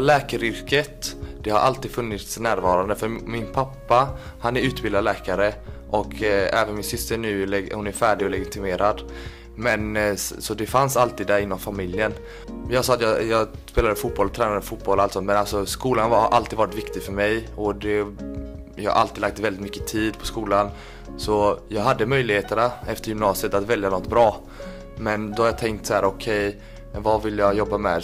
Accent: Kalmar, Kalmar County, Sweden; moved away as an adult; now in Gothenburg, Sweden; född och uppvuxen i Kalmar

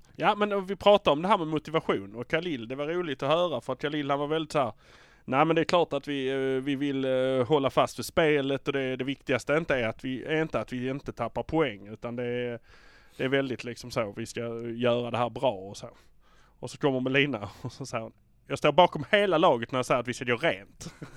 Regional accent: Malmö, Skåne, Sweden; vi är från Malmö

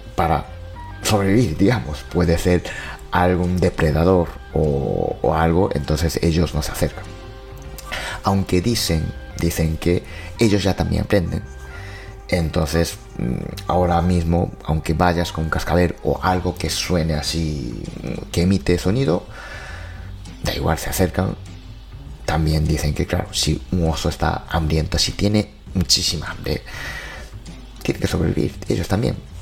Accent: Japan; mi pueblo ya es así, hay cada año pues cartel, ¿no? Cartel de cuidado con osos

